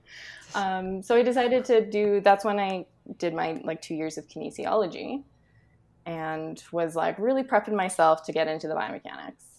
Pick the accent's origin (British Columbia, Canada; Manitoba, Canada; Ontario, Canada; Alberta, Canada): Alberta, Canada; moved away as an adult; also born or lived in Scotland; I grew up in Alberta, but I, like, lived across the country and then in Scotland